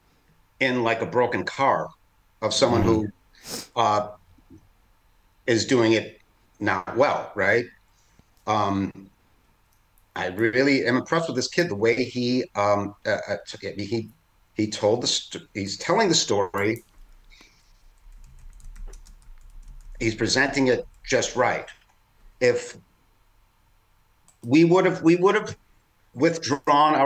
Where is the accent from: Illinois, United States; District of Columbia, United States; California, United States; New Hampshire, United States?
Illinois, United States; Chicago; I grew up in the city in Chicago. Yeah, in the 80s on the Northwest Side.